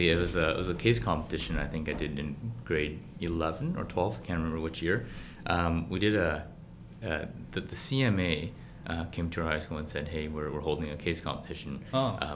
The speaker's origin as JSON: {"language": "English", "town": "Vancouver", "region": "British Columbia", "country": "Canada", "tie": "born or raised there", "also_born_or_lived": "Beijing, China / Burnaby", "said": "I was born in Beijing actually, and I moved to Vancouver when I was uh, very young, at the age of six. So I grew up in Vancouver, um, Vancouver proper for elementary school and, uh, and, and Burnaby later for, for high school."}